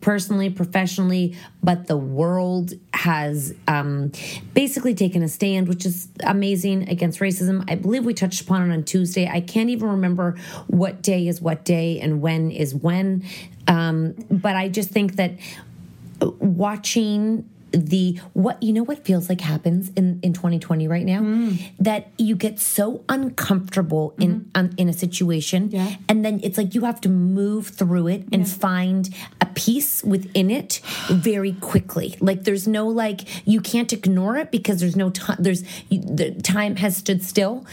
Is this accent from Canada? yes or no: yes; Canada